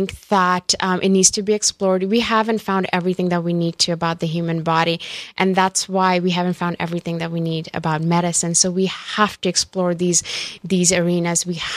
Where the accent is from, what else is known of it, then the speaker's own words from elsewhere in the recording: India; moved away; growing up in India